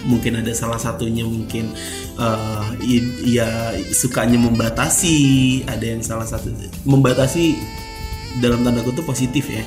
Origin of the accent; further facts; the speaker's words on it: Java, Indonesia; gua, gua orang Jawa